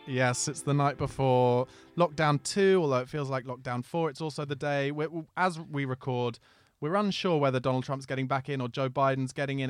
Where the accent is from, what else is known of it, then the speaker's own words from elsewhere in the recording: Surrey, South East England, United Kingdom; where I lived in Surrey